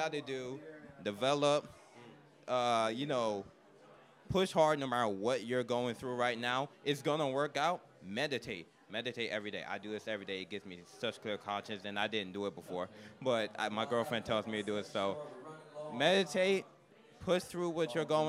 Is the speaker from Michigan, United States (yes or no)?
no; Philadelphia, Pennsylvania, United States; now in Hawaii, United States; I'm from Philly